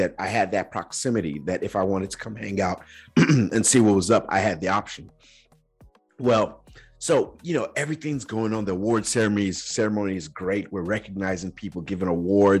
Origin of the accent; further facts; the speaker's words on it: Nigeria; now in United States; growing up in Nigeria